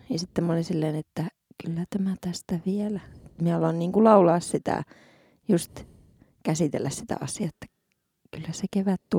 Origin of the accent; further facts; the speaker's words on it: Muonio, Lapland, Finland; ja sitten on nyt on Muoniossa, ihanaa kotikirkossa yes. siellä.